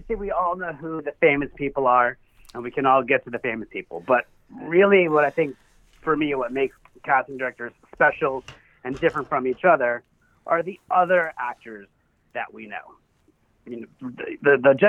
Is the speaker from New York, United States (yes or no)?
yes; New York City, New York, United States; also born or lived in Berkshires, Massachusetts; now in Los Angeles, United States; I'm from Brooklyn, but my whole family lives here